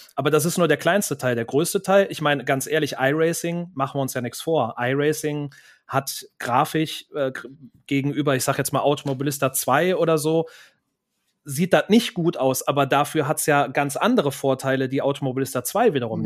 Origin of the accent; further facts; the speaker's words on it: Cologne, North Rhine-Westphalia, Germany; hier in meiner Heimatstadt Köln